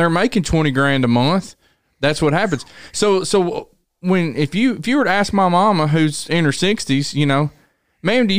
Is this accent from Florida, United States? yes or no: no; Tennessee, United States; I was from Tennessee